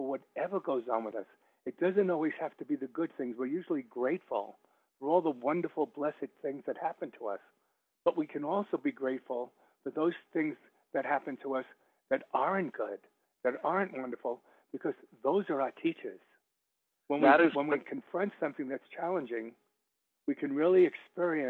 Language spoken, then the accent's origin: English; United States; I'm American, and now I'm British